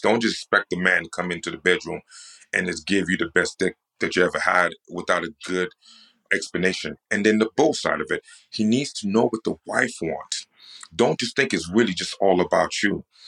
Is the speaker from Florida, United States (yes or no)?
no; New York, United States; I'm from New York, right? So I'm from the East Coast